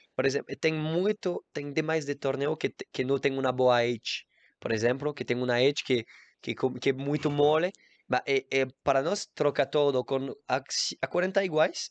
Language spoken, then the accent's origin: Portuguese; Guadeloupe; Portuguese is a second language; moved away; eu nasci em Guadalupe, uma isla em Caribe, e eu joguei tênis